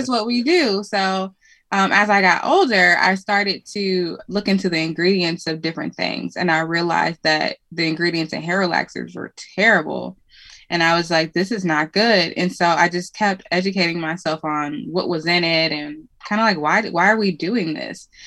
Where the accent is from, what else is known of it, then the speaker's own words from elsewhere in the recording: Cleveland, Ohio, United States; moved away as an adult; now in Indianapolis, United States; I'm from Cleveland, Ohio originally, um, but I live in Indianapolis